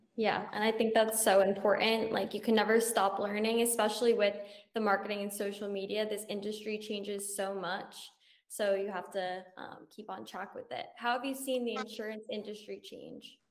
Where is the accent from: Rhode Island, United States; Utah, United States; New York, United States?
Rhode Island, United States; moved away as an adult; now in Florida, United States; I'm from Rhode Island, so right next to Massachusetts, and I mm. also moved to Florida at 22.